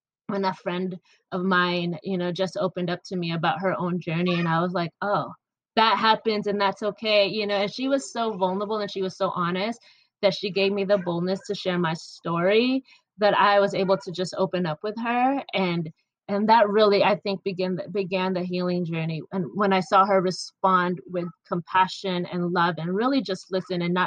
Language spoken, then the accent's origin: English; Michigan, United States; born or raised there; also born or lived in Philippines